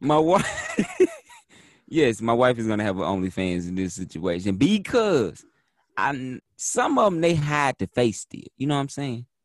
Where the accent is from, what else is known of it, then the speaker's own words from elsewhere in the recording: Texas, United States; I'm from Texas, so I'm from the country of Texas